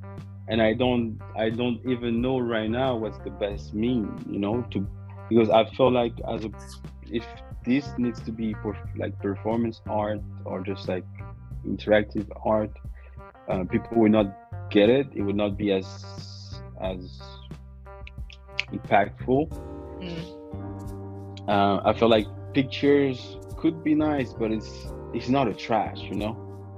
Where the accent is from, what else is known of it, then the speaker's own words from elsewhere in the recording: French West Indies, France; And I'm from the West Indies, you know. And in the West Indies, in the French West Indies, they have a saying, like, nom c'est chien, which basically like means men are dogs.